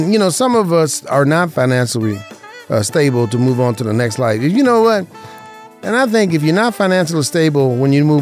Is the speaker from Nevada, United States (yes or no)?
yes; Las Vegas, Nevada, United States; I grew up in Vegas